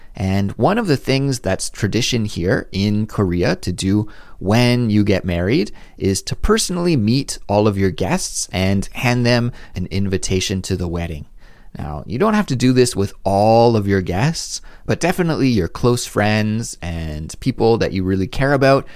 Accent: near Vancouver, British Columbia, Canada; I grew up in Canada, very close to Vancouver, and I've spent a lot of time there.

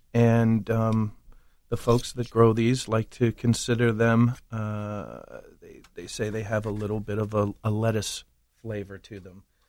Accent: Baltimore, Maryland, United States; we grew up in East Baltimore

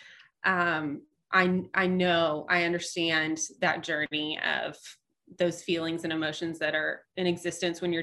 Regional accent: Shreveport, Louisiana, United States; accent: non-Cajun; moved away as an adult; now in Nashville, United States; I'm from Shreveport-Bossier, which I mean, we're Louisiana, but we're not. It's so far north. Like we're more Texas, Arkansas than we are Louisiana.

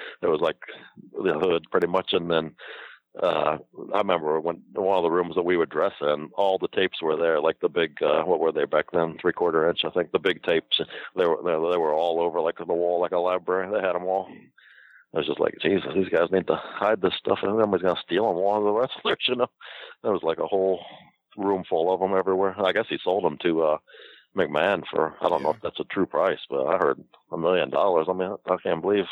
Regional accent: Akron, Ohio, United States; moved away; I'm from Akron.

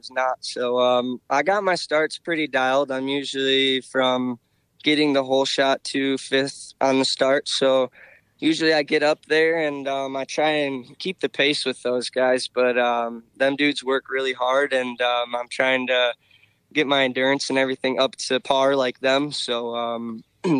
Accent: Michigan, United States; also born or lived in Georgia; I'm from Michigan

